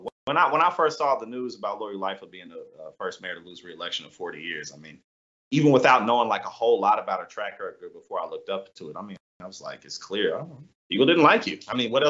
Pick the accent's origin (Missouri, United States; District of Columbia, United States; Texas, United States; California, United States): Missouri, United States; St. Louis; I'm from St. Louis